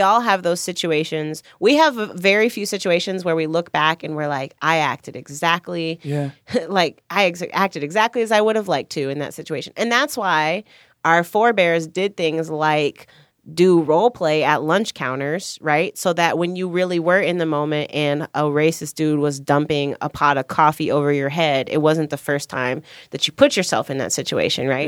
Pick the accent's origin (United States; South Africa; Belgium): United States; Chicago, Illinois; I grew up in Chicago